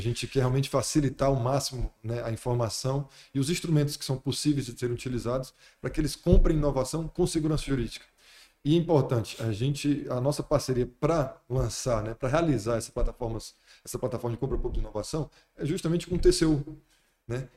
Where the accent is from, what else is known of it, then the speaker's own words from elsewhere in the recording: Fortaleza, Ceará, Brazil; moved away as an adult; now in Brasília, Brazil; eu vim de Fortaleza sou de Fortaleza